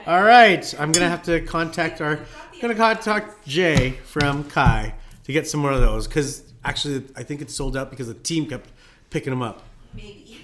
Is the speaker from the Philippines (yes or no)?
yes; Philippines; now in Calgary, Canada; I'm Filipino.